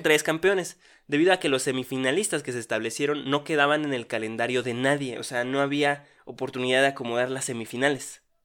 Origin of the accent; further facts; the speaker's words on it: Mexico; los mexicanos somos